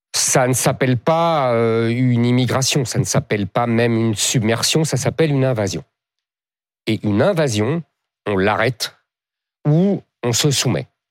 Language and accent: French; France; je ne suis pas italien, je suis français